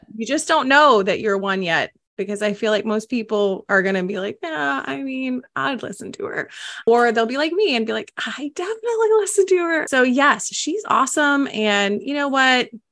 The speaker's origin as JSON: {"language": "English", "region": "the South", "country": "United States", "said": "I'm from the South"}